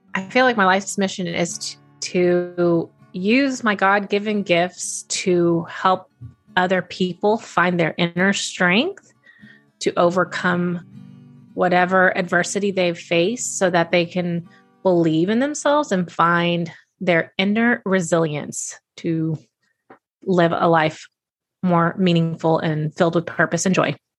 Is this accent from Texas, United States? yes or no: yes; Texas, United States; I'm a big y'all person having been born and raised in Texas